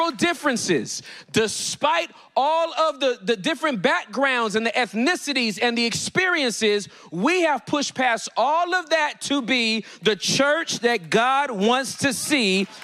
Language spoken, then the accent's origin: English; California, United States; now in Dallas, United States; I'm from Cali. I, I, I moved from Cali to Oak Cliff. I moved to Oak Cliff.